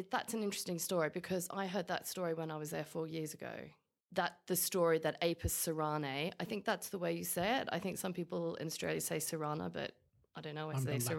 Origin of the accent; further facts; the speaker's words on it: London, United Kingdom; Because I'm a Londoner.